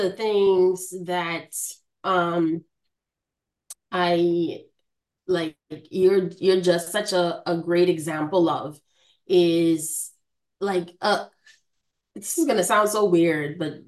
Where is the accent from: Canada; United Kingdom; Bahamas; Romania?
Bahamas; moved away; I am from the Bahamas. My hometown is very important to me.